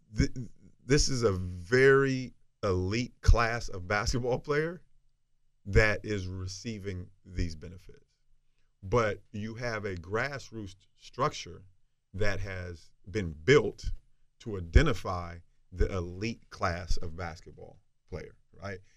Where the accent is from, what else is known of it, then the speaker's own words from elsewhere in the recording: the South, United States; from where I'm from and growing up in the South